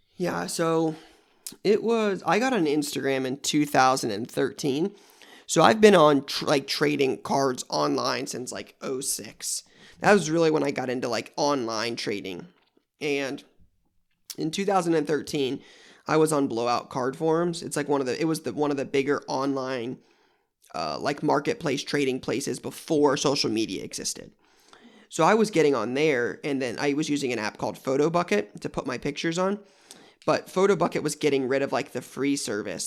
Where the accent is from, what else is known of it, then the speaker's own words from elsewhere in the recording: Columbus, Ohio, United States; I'm in Columbus, Ohio now, and that's where I was born and raised. Um, so I've been here my whole life